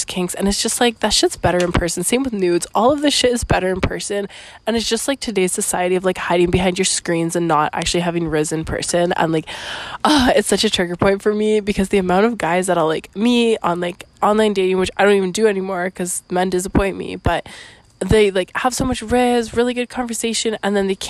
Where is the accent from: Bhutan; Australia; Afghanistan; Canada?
Canada; also born or lived in Costa Rica; I'm Canadian, actually